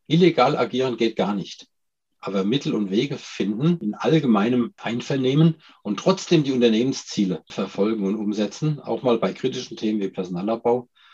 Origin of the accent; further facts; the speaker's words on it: Germany; als, als Deutscher